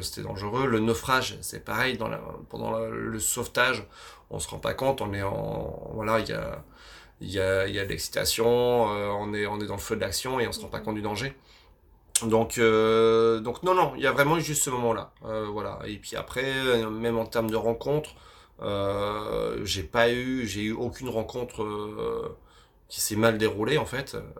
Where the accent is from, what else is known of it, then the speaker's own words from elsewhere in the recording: Vosges, Grand Est, France; je, suis, né dans les Vosges, enfin, je suis originaire des Vosges